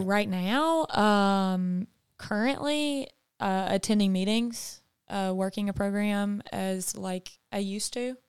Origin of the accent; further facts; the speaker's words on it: the South, United States; also born or lived in California; as a Southern woman, and that's just something that's been ingrained into me.